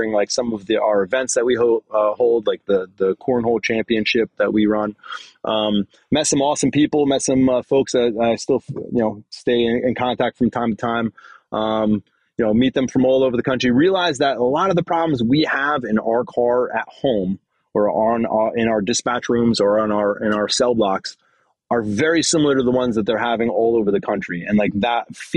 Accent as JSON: {"language": "English", "region": "New Jersey", "country": "United States", "said": "I'm from New Jersey, so I speak clearly"}